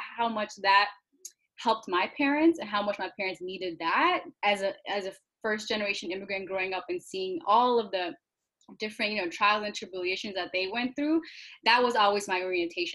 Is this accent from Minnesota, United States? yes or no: yes; Minnesota, United States; I'm actually from Minnesota. I was born and raised here